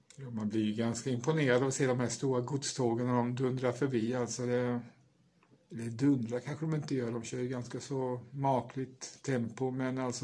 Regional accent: Åfors, Kalmar County, Sweden; jag är ju uppvuxen i Åfors som ligger i Emmaboda kommun

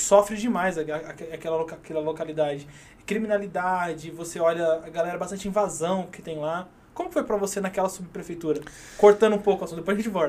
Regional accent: Mauá, São Paulo, Brazil; minha terra natal, que é Mauá.

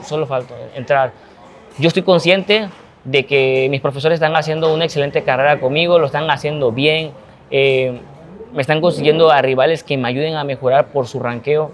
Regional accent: Ciudad del Carmen, Campeche, Mexico; hoy yo ya no me encuentro tanto en mi tierra, en Ciudad del Carmen

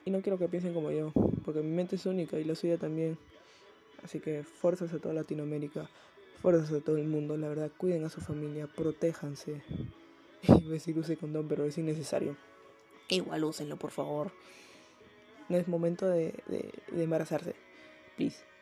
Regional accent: Peru; acá en Perú porque bueno, soy de Perú

